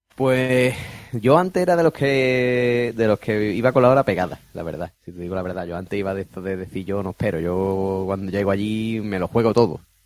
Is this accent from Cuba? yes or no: no; Spain; soy español